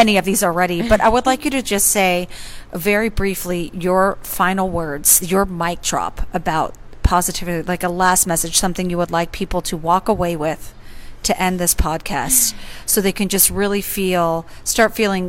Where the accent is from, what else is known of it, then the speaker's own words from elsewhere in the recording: California, United States; moved away as an adult; I'm from California originally. I've been here for more than 10 years